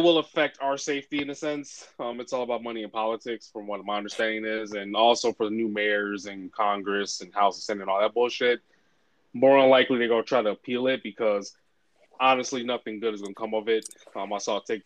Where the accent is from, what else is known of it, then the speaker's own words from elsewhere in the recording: Canada; me being Black Canadian